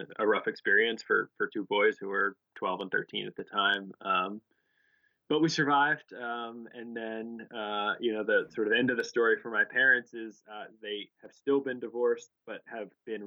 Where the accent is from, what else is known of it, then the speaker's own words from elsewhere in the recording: Cheltenham, Pennsylvania, United States; also born or lived in North Jersey, New Jersey; We moved from New York to a town called Cheltenham outside of Philadelphia, which is really where I grew up, as I think of it, from the time I was in sixth grade on.